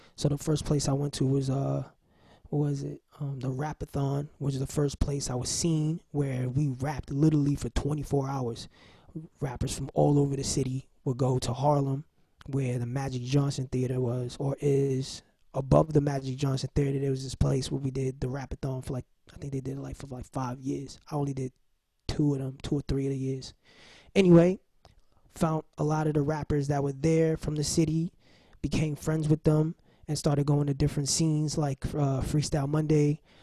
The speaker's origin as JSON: {"language": "English", "town": "New York City", "region": "New York", "country": "United States", "said": "I'm from Watson Avenue from the Bronx"}